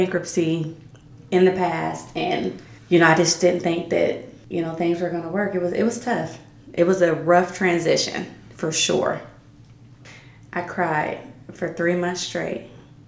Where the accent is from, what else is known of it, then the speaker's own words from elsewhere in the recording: Canton, Ohio, United States; moved away as an adult; now in Reynoldsburg, United States; Canton, my hometown